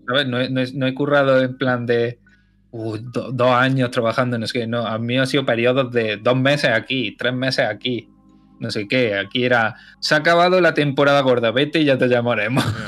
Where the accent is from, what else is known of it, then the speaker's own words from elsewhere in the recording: Loja, Andalusia, Spain; also born or lived in Barcelona / Mainz; mi pueblo es, entre los pueblos, sí, sí, es de los más grandes que hay mm. aquí. Loja